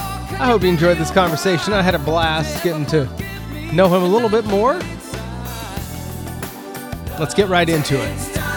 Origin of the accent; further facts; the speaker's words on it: Oregon, United States; moved away as an adult; now in South Dakota, United States; I grew up in Oregon for the first 25 years of my life.